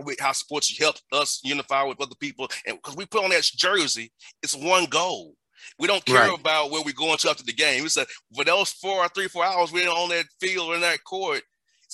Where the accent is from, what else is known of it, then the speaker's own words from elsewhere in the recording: Atlanta, Georgia, United States; growing up in Atlanta